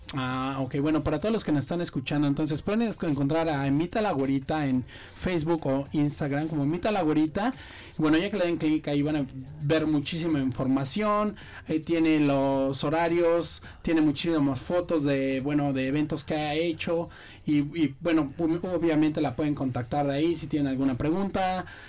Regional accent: Mexico; moved away as an adult; now in Brisbane, Australia; cuando regresé a México

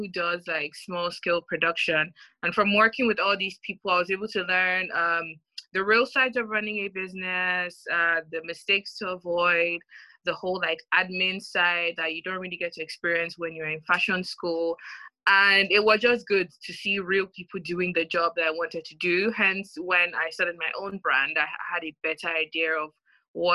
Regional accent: Nigeria; now in United Kingdom; I am a Nigerian women's wear designer based in the UK, even though I was brought up in Nigeria.

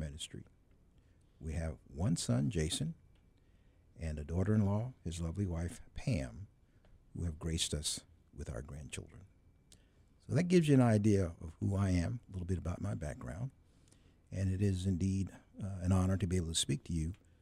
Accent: Browns Mills, New Jersey, United States; moved away; also born or lived in Alachua, Florida; I was born in Alachua, Florida. And I was raised in Browns Mills, New Jersey

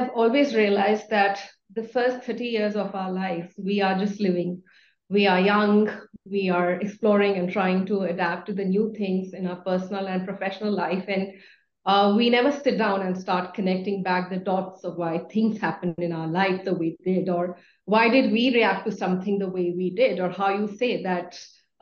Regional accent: Chandigarh, India; moved away as an adult; now in Bengaluru, India; I was born and brought up in Chandigarh, and I studied at Carmel Convent School

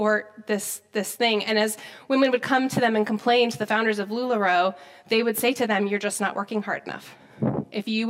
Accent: South Dakota, United States; moved away; I grew up in South Dakota

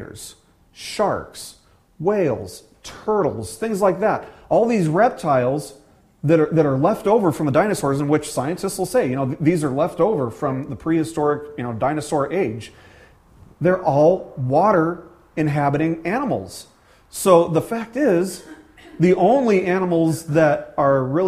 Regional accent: Las Vegas, Nevada, United States; moved away; growing up in the desert, you know, I'm from Las Vegas originally, growing up in the desert

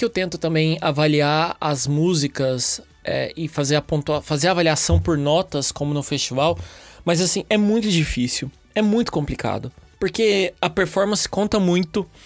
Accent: Uberlândia, Minas Gerais, Brazil; also born or lived in São Paulo; now in Porto, Portugal; eu tenho 31 anos, eu sou de Uberlândia, Minas, morei muitos anos em São Paulo e agora eu tô aqui no Porto, em Portugal

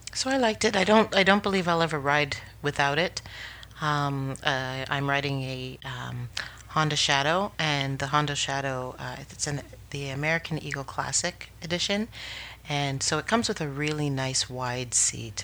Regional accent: Canada; as a Canadian

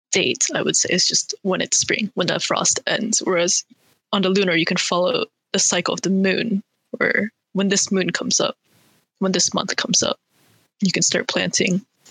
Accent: Bay Area, California, United States; I was also born raised in the Bay Area

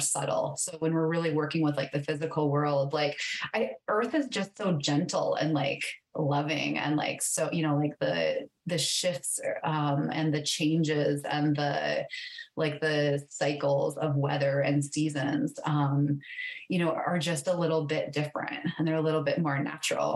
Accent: South Dakota, United States; moved away as an adult; also born or lived in Montana; I grew up in South Dakota

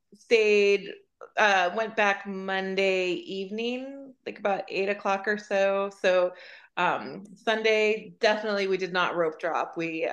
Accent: West Coast, United States; I grew up in the West Coast and Disneyland is my home park.

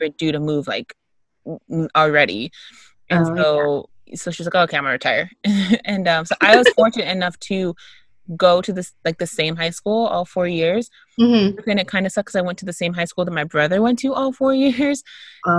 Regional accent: Texas, United States; I'm from Texas

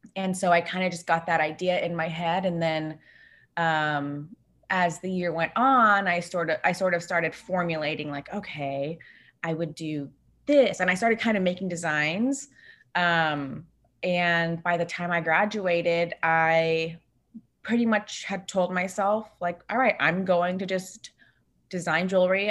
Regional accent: Bay Area, California, United States; now in Los Angeles, United States; I live in Los Angeles, but I was, um, born and raised in the Bay Area.

